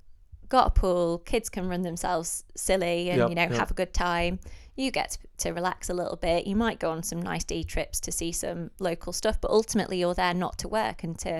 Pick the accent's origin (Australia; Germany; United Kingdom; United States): United Kingdom; North West England; we're from the northwest, so we went on holiday quite a lot to North Wales.